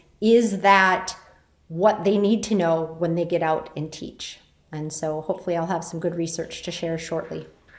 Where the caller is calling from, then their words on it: Minnesota, United States; Hi, I'm joining you from Northern Minnesota